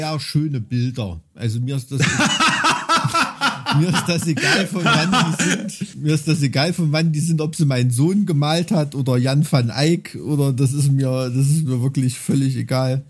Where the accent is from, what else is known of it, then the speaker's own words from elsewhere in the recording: Thuringia, Germany; als Thüringer